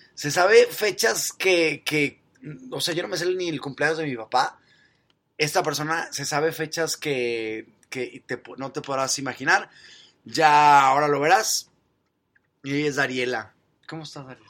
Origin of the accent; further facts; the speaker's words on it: Mexico; soy mexicano